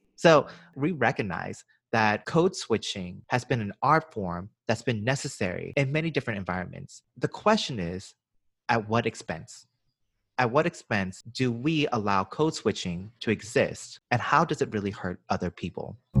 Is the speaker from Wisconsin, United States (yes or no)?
no; Georgia, United States; now in New York, United States; so I'm from Georgia. I was born and raised in the deep south.